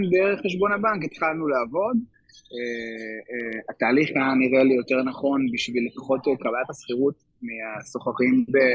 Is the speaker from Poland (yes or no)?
yes; Poland; Hebrew is a second language; אני, אני פולני, גל ואני נשואים